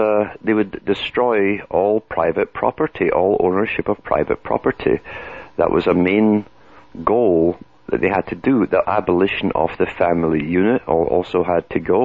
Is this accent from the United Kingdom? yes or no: yes; United Kingdom; now in Canada; I come from Britain